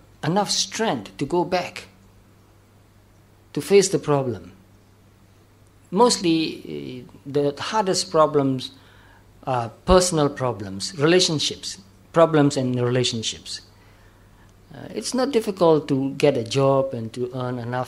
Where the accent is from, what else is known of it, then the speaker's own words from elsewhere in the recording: Myanmar; Especially in Myanmar, in our country, there are monasteries and pagodas